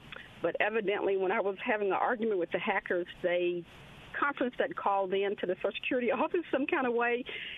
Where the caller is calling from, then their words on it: Clinton, United States; Yes, this is …. I'm calling from Clinton.